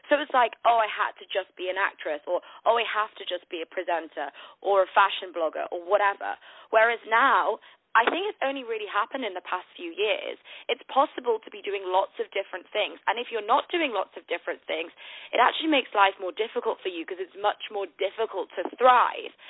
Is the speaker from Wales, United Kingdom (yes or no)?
no; Manchester, North West England, United Kingdom; now in London, United Kingdom; I live in London, but I'm actually from the north of the UK in a place called Manchester. So I've lost my accent though, um, but I'm a northerner.